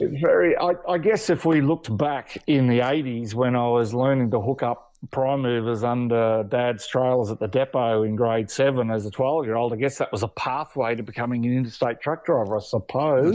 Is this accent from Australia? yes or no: yes; Queensland, Australia; I'm a Queenslander